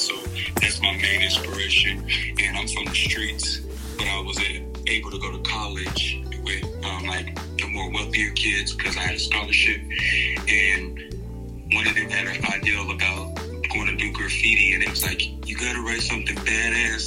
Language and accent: English; Kansas City, Kansas, United States; I'm from Kansas City, Kansas. Wyandotte, to be exact